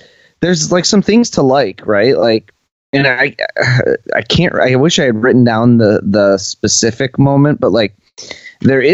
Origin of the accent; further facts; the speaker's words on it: United States; as an American viewer